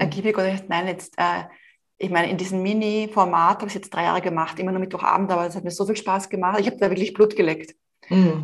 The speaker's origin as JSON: {"language": "German", "region": "Vienna", "country": "Austria", "also_born_or_lived": "Madrid, Spain", "said": "ich stamme auch aus Wien, das hört man auch in meinem Deutsch."}